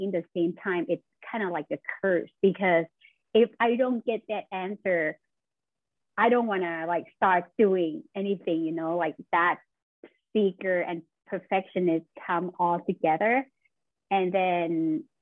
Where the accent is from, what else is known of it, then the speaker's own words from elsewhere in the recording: Thailand; moved away as an adult; now in Buffalo, United States; I am originally from Thailand, and I just moved to Buffalo, New York last year.